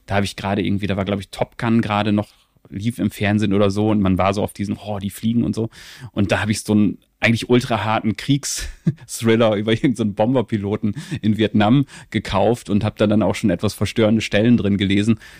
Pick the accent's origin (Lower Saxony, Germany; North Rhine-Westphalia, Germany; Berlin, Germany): Lower Saxony, Germany; Venne; ich bin aufgewachsen so in der Nähe von Osnabrück, in so einem mhm. relativ kleinen, ähm, kleinen